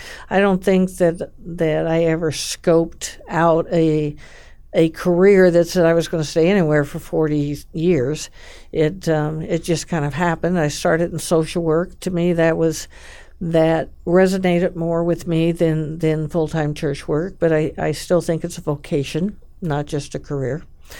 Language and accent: English; California, United States; I grew up in California, in a very faith-based family.